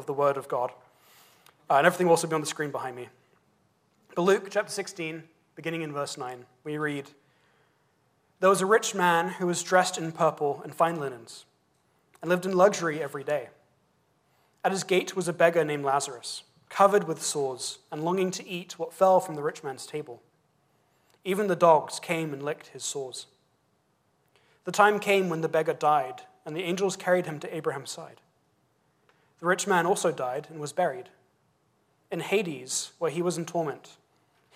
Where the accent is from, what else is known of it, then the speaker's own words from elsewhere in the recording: England, United Kingdom; as an Englishman